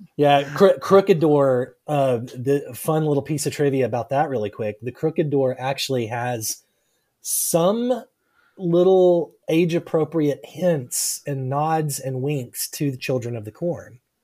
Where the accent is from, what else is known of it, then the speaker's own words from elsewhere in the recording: South Arkansas, United States; moved away as an adult; also born or lived in North Louisiana; now in Oklahoma, United States; I grew up in South Arkansas. I was born, born and raised in South Arkansas.